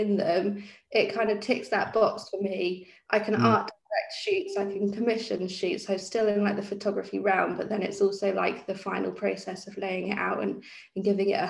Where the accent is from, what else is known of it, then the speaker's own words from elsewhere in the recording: Norwich, East of England, United Kingdom; moved away as an adult; also born or lived in Bournemouth / London; I grew up in Norwich, went down to Bournemouth to study and then to London like everyone else does. And then moved back a couple of years ago